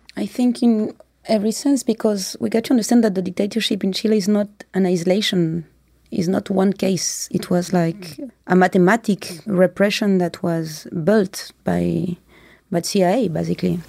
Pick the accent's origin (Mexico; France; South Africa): France; I was born in France